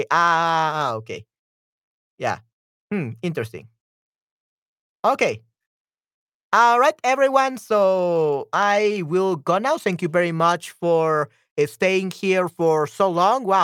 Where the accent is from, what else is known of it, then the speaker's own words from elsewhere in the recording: Spain; English is a second language; also born or lived in United States; I had an ex-girlfriend that was also my childhood friend in Spain